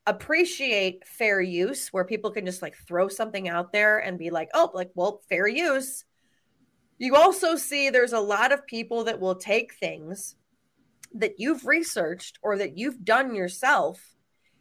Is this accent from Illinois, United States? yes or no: yes; Chicago, Illinois, United States; I'm from Chicago.